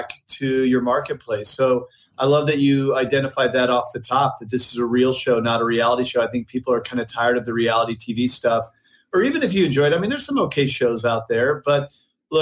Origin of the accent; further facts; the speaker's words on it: St. Louis, Missouri, United States; moved away as an adult; also born or lived in New York City; now in San Diego, United States; I'm originally from St. Louis, Missouri